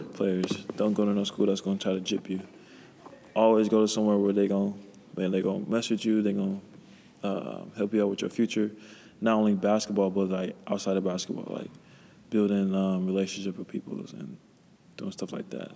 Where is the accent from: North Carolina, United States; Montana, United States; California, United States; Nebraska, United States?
California, United States; Pasadena; I'm from Pasadena